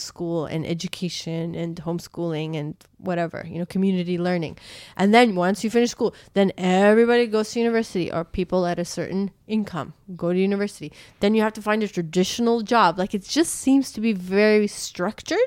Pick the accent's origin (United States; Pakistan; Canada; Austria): Canada; moved away; my friends who I grew up with in Canada